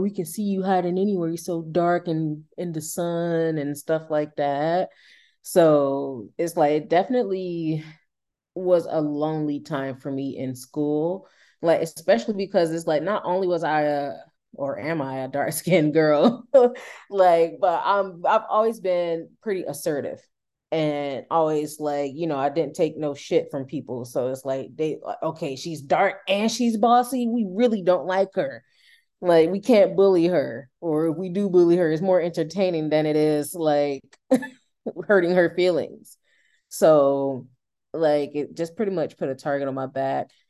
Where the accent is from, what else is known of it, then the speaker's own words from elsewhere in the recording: Durham, North Carolina, United States; moved away as an adult; now in Moncton, Canada; I'm from North Carolina, in the United States, Durham, North Carolina